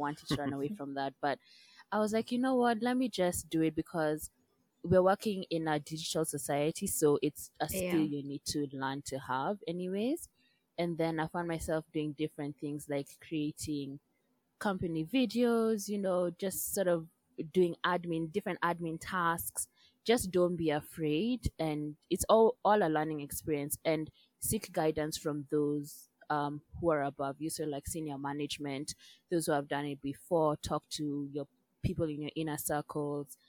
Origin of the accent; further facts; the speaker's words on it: Kenya; moved away; also born or lived in United Kingdom / United States; I'm from Kenya